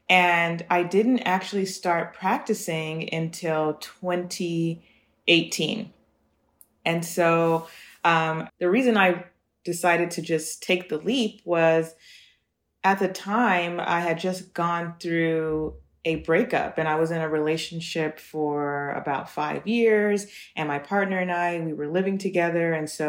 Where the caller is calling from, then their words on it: Los Angeles, California, United States; I'm 32 years old and, well, 32 and a half. And I'm calling from Los Angeles, California right now.